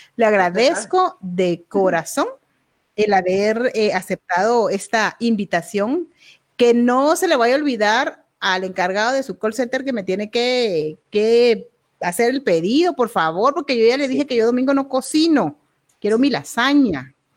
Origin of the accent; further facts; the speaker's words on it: Guatemala; así somos los guatemaltecos